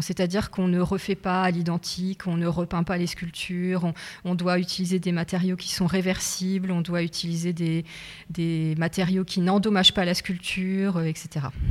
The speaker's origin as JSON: {"language": "French", "town": "Nogent-le-Rotrou", "region": "Centre-Val de Loire", "country": "France", "tie": "born or raised there", "said": "je suis née à Nogent-le-Retrou, j'ai fait mes études à Nogent-le-Retrou et je suis revenue à Nogent-le-Retrou"}